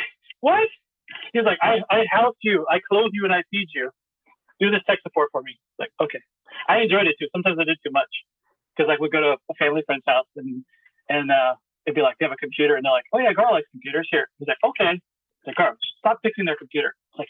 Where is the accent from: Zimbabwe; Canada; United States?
United States; Houston, Texas; I was born in Houston, Texas, went to school in Houston, Texas, working in Houston, Texas, and currently in Houston, Texas.